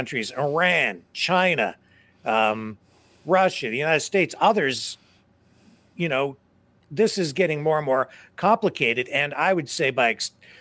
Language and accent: English; Canada; as a Canadian